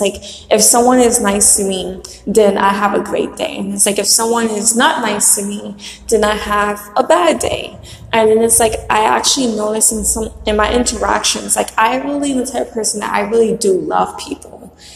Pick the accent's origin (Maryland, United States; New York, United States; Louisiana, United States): New York, United States; New York City; the house that I was born in in Brooklyn